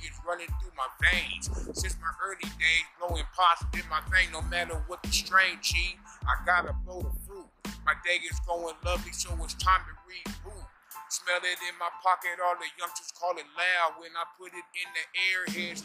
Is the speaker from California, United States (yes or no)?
yes; San Diego, California, United States; we are from San Diego